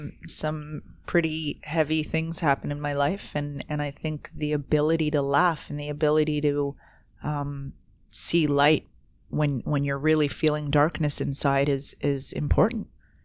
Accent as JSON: {"language": "English", "town": "Toronto", "region": "Ontario", "country": "Canada", "said": "And I was coming in from Toronto. I was this city girl."}